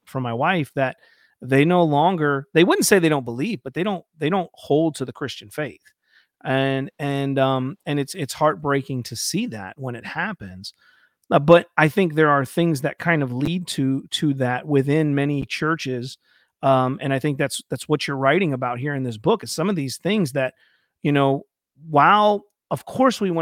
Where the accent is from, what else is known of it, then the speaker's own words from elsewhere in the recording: Ohio, United States; I'm from Ohio